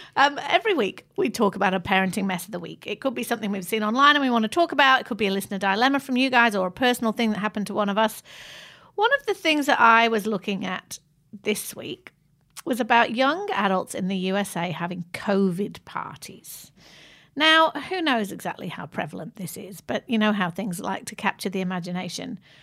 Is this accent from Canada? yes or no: no; Manchester, North West England, United Kingdom; moved away; I grew up in Manchester, which is a gritty